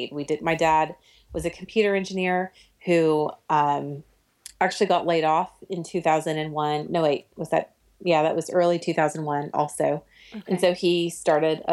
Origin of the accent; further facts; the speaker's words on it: Oklahoma City, Oklahoma, United States; I grew up in Oklahoma City